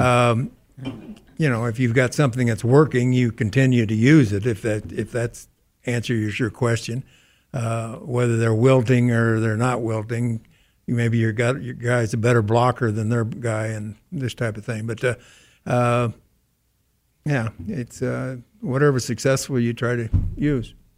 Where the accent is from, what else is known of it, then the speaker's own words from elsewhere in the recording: Missouri, United States; I'm from Missouri